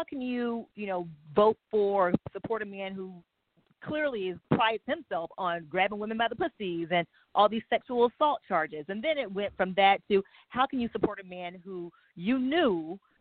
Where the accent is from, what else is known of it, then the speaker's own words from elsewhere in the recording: Waycross, Georgia, United States; now in Southern California, United States; My hometown, South Georgia, about 25, 30 minutes from the southern, from the Florida border, is Trump country. And Waycross, South Georgia